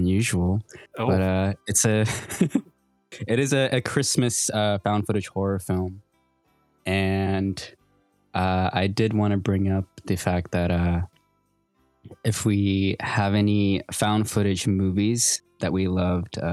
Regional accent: Sacramento, California, United States; I grew up in Sacramento

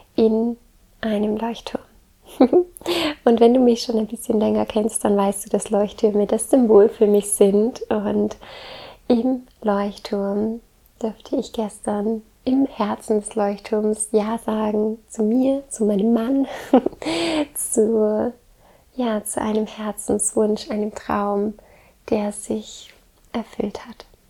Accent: Southern Germany, Germany; also born or lived in Baltic Sea coast; Ich komme ja ursprünglich aus dem Süden Deutschlands und bin jetzt hier an der Ostsee

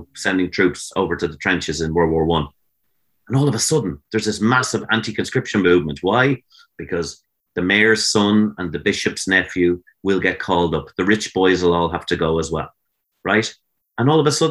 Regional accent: Greystones, Leinster, Ireland; I grew up in Greystones for about 5 years, and a lovely, lovely town

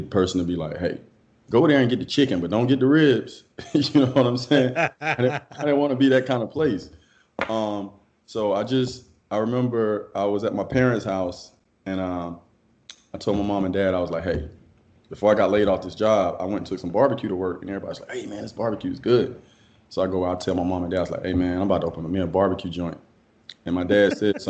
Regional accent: Cassatt, South Carolina, United States; I'm from South Carolina, actually. Cassett

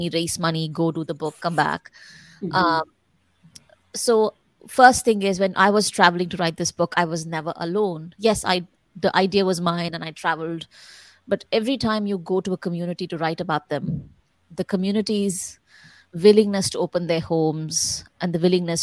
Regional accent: Chennai, Tamil Nadu, India; I was born and raised in Madras, which meant that language was an issue.

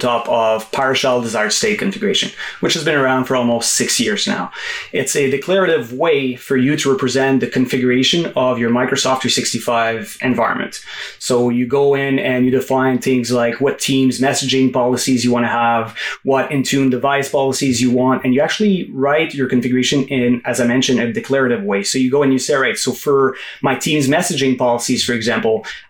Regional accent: Quebec, Canada; also born or lived in Gatineau, Quebec; I'm actually from Quebec. So I'm in a city called Gano, which is right across from Ottawa, about 2 hours from Montreal

